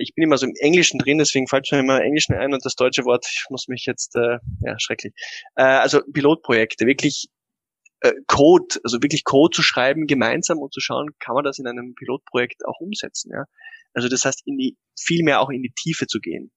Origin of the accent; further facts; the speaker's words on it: Austria; bei uns in Österreich